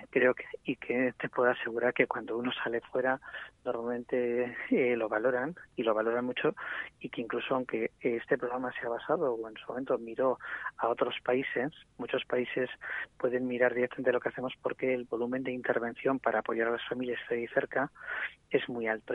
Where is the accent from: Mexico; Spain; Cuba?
Spain; Bilbao, Basque Country; moved away as an adult; now in Gipuzkoa, Spain; yo soy de origen de Bilbao, pero llevo viviendo casi 23 años en Guipúzcoa